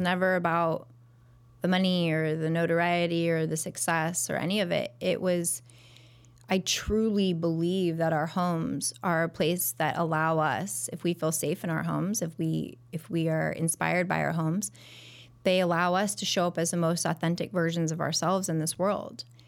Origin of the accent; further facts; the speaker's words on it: Pasadena, California, United States; moved away as an adult; also born or lived in Ohio; now in Chicago, United States; I grew up in California area, right outside of Pasadena